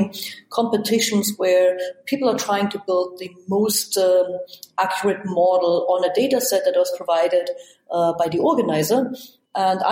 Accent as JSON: {"language": "English", "region": "East Germany", "country": "Germany", "tie": "born or raised there", "moved": "yes", "said": "I grew up in East Germany"}